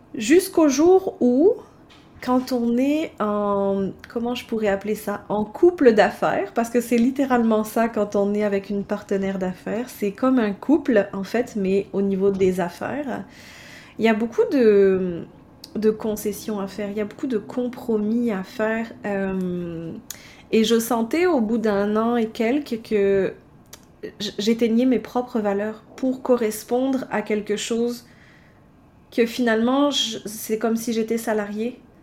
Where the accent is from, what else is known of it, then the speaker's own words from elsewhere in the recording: France; moved away as an adult; also born or lived in Baie-Comeau, Quebec, Canada; now in Canada; j'ai quitté la France pour venir m'installer au Canada en 2010.